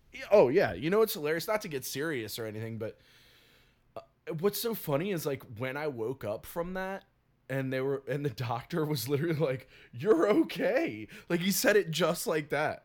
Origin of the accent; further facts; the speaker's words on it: the South, United States; I'm from the South